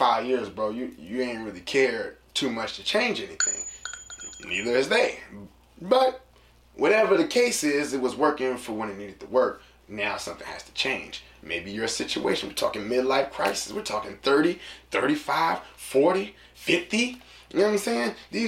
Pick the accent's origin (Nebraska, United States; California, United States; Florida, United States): California, United States; San Francisco; also born or lived in Sacramento; when I moved from San Francisco and I moved to Sacramento, I was in middle school